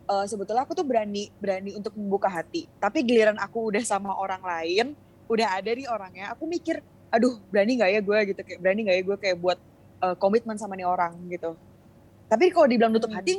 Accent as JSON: {"language": "Indonesian", "region": "Bali", "country": "Indonesia", "tie": "born there", "said": "Cuma aku lahir di Bali. Terus emang keluarga aku"}